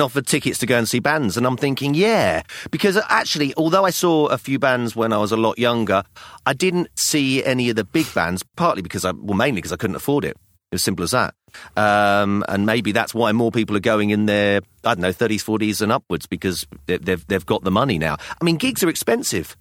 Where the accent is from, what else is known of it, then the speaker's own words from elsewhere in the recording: London, United Kingdom; I was born in London, in England, so I'm English